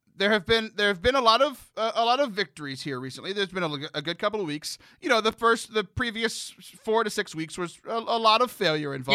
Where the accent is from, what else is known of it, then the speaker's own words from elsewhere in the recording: Houston, Texas, United States; also born or lived in San Antonio; growing up in the Houston area